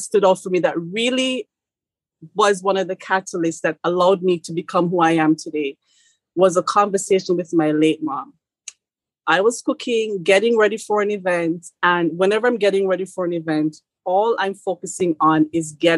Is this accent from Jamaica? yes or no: yes; Jamaica; moved away; as a Jamaican coming here